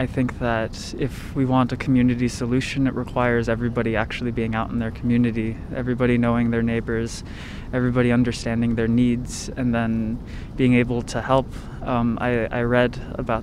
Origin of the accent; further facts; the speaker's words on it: United States; growing up in the United States, being of the age that I am